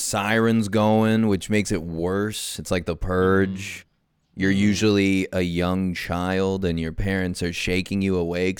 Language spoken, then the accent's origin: English; Nebraska, United States; I grew up in Nebraska